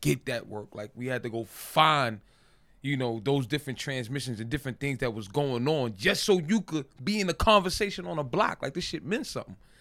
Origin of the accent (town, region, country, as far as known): New York City, New York, United States; born or raised there